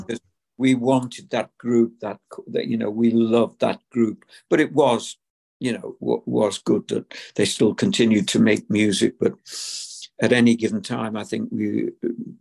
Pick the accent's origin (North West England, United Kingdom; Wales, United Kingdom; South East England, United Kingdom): North West England, United Kingdom; Liverpool; as kids growing up in Liverpool